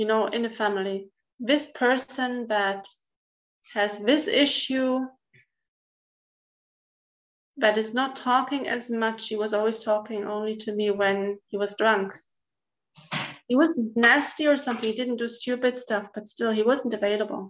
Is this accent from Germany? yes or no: yes; East Germany, Germany; I grew up in East Germany